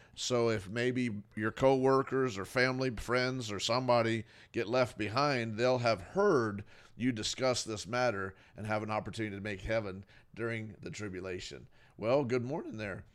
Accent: Fort Lauderdale, Florida, United States; I grew up in Fort Lauderdale, Florida, you know, my whole life. I was born there in Fort Lauderdale

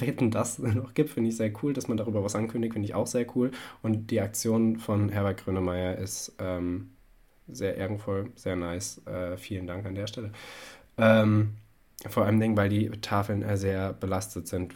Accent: Hesse, Germany; als Hesse

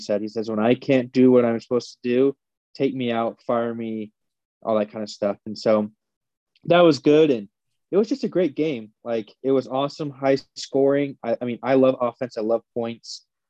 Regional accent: Phoenix, Arizona, United States; I'm from Phoenix. And so I grew up around that culture. And even in elementary school, we had like 30 minutes of like Spanish language every day.

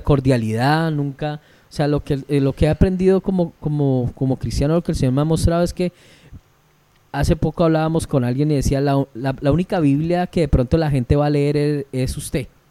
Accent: Llanos Orientales, Colombia; Yo soy llanero

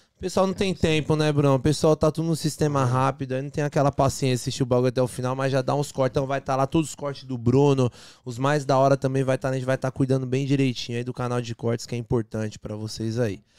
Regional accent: São Bernardo do Campo, São Paulo, Brazil; moved away; A gente sai de São Bernardo, a gente morava na divisa, São Bernardo com Diadema.

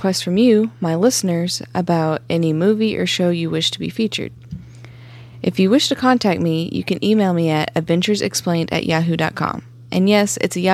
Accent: South Carolina, United States; accent: twang; I'm from South Carolina, so if you hear a little twang in my accent, that's why

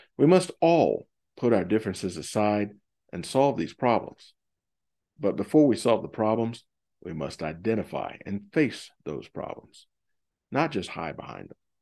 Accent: United States; I was born in America. I'm an American first, last, and always

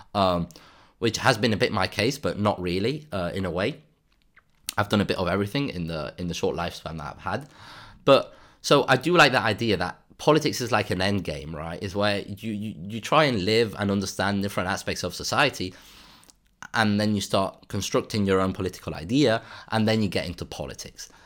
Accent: Spain; in Spain, actually, in my hometown

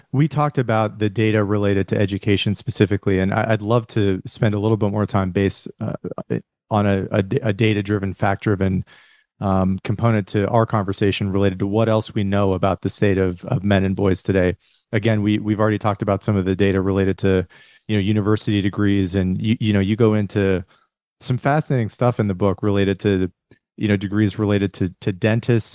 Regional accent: Rust Belt, United States; from my hometown where I come from and, and kind of the Rust Belt

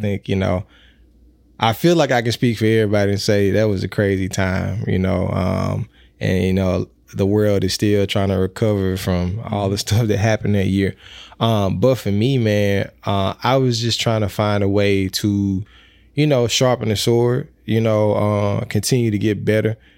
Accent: Mississippi, United States; I am from Mississippi

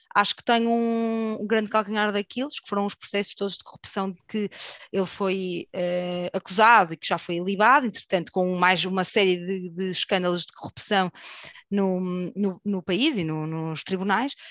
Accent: Portugal; nós, enquanto portugueses, que temos ligação com o Brasil forte

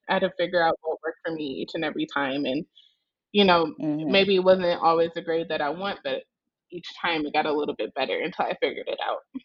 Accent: Omaha, Nebraska, United States; now in New Orleans, United States; I am originally from Omaha, Nebraska.

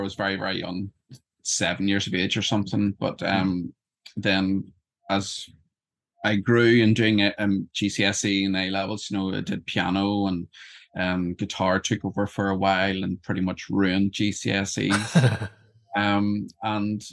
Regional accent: Northern Ireland, United Kingdom; also born or lived in Wakefield, England; I'm from Northern Ireland. I live just outside Belfast.

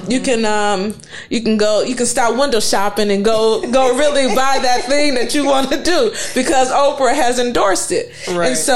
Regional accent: East Cleveland, Ohio, United States; moved away; also born or lived in New Orleans; I grew up in East Cleveland where it was poor

